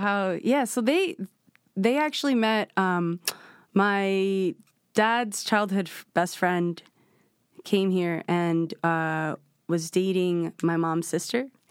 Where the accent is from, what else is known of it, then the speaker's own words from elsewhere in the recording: New York City, New York, United States; I was born in Washington Heights in Manhattan